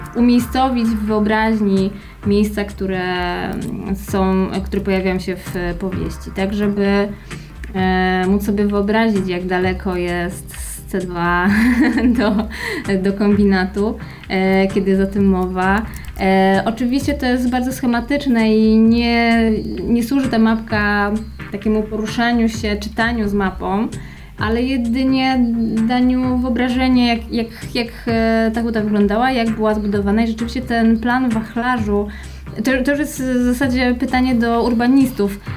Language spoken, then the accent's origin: Polish; Kraków, Lesser Poland, Poland; Ja w Nowej Hucie się urodziłam, mieszkałam przez całe dzieciństwo aż do dorosłości